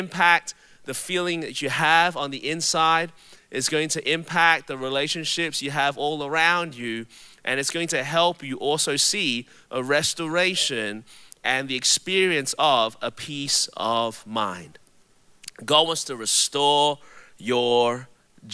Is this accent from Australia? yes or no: yes; Melbourne, Victoria, Australia; now in Anderson, United States; my voice is a little bit different. It's because I was born and raised in Melbourne, Australia